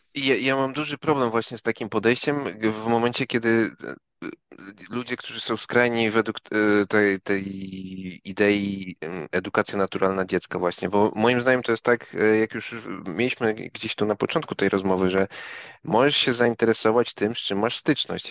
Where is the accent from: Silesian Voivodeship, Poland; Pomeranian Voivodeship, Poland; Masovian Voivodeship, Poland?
Pomeranian Voivodeship, Poland; Gdańsk; ja z Gdańska jestem